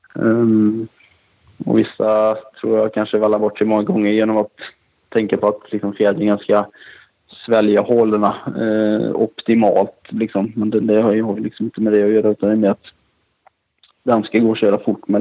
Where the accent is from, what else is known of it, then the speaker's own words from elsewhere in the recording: Kinna, Västra Götaland, Sweden; därifrån jag kommer, här från Kina, det är mycket textil som är ganska känt för det